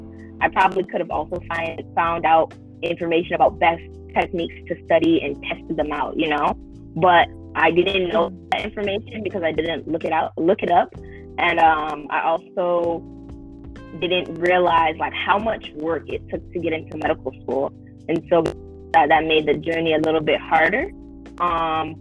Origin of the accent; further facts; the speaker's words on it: Midwest, United States; I'm from the Midwest and it's cold